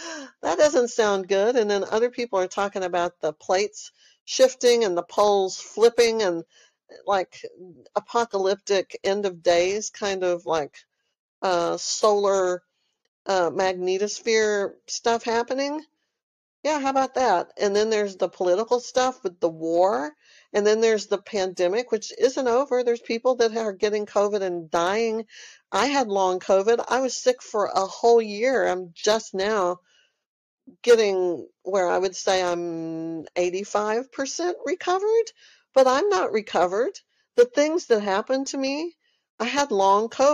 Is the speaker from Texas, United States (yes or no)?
yes; Texas, United States; moved away as an adult; also born or lived in Austin, Texas; now in California, United States; I'm from Texas. I know y'all hear it in my accent. I have been in Texas almost my whole life